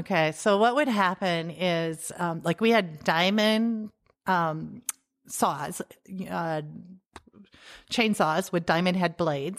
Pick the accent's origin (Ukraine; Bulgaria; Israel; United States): United States; Salem, South Dakota; also born or lived in Germany / California; I grew up here in South Dakota, close to Salem, uh, on a farm there.